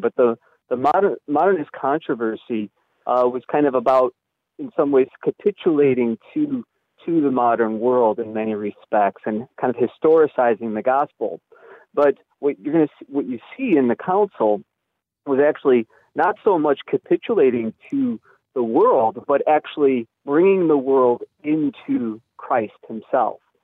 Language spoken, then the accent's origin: English; Chicago, Illinois, United States; I'm from from Chicago, and in the Archdiocese of Chicago